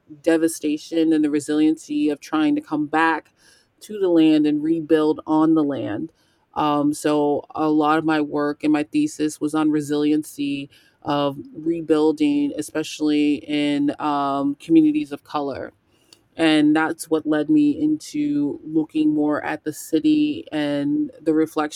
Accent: San Antonio, Texas, United States; My family is from Texas. I'm originally from San Antonio, and my family is mainly Central Texas and also in Corpus.

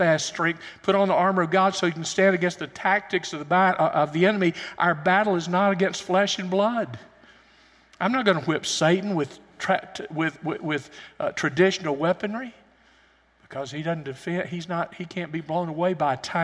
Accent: United States; also born or lived in Alabama / Tennessee; I grew up in Alabama and Tennessee

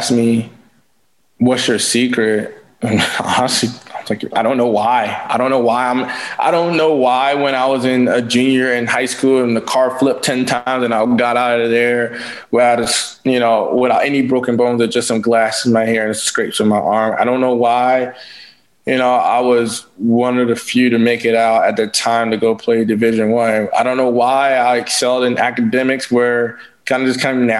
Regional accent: St. George, South Carolina, United States; I was born in St. George, South Carolina

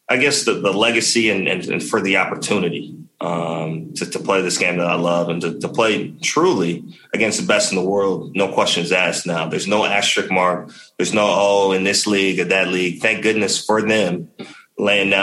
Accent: Texas, United States; it wasn't as diverse as you see here in the big leagues by any means growing up in Texas

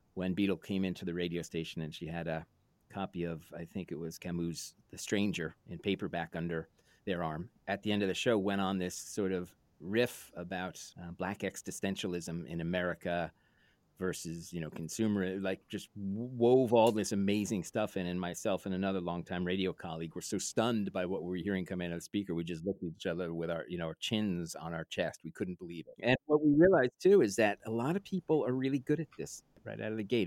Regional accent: New York City, New York, United States; moved away; also born or lived in Woodstock, New York; growing up in New York City

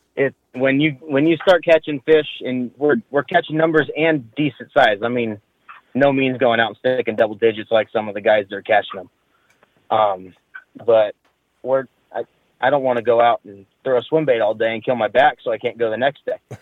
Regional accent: Turlock, California, United States; I was born and raised in Turlock

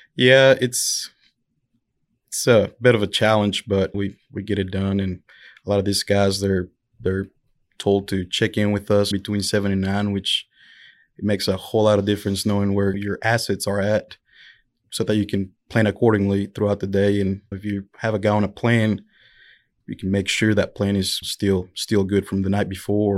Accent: El Dorado, Arkansas, United States; I'm from El Dorado, Arkansas

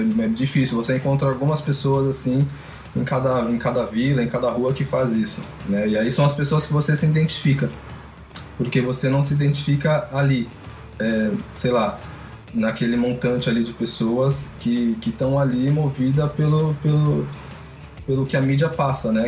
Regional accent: São Paulo, Brazil; Eu venho da Vila Zate de Pirituba

